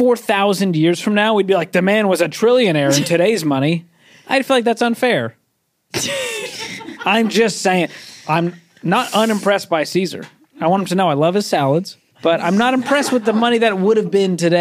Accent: Boston, Massachusetts, United States; I didn't grow up in the old money crowd in Boston.

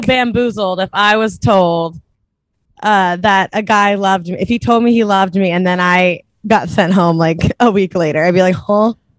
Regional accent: Cincinnati, Ohio, United States; now in New York, United States; I'm from Cincinnati

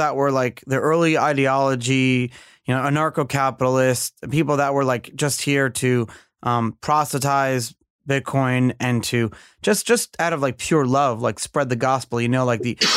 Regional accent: New York City, New York, United States; I'm this kid from Brooklyn who's just running a business

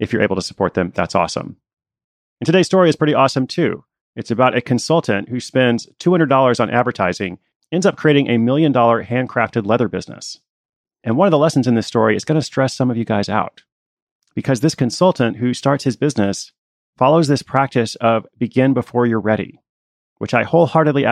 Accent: Portland, Oregon, United States; I will be in my hometown of Portland, Oregon

